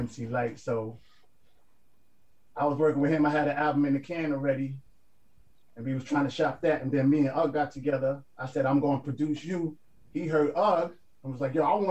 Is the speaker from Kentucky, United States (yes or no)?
no; New York City, New York, United States; I'm from East Flatbush.